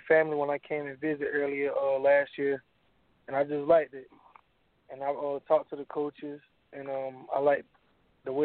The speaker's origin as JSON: {"language": "English", "region": "South Carolina", "country": "United States", "said": "I'm from Salton, South Carolina."}